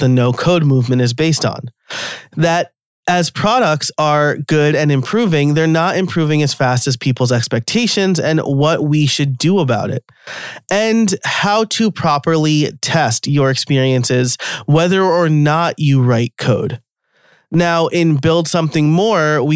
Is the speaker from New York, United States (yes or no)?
yes; New York, United States; accent: New York; my New York accent might come out from time to time